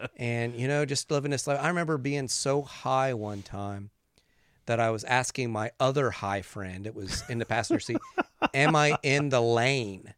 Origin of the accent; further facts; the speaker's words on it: West Virginia, United States; I grew up in West Virginia